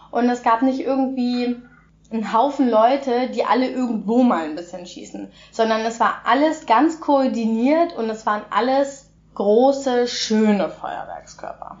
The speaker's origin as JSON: {"language": "German", "country": "Germany", "said": "bei uns in Deutschland"}